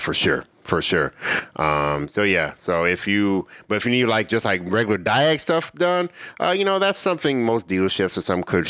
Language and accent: English; Illinois, United States; moved away; I'm from Illinois.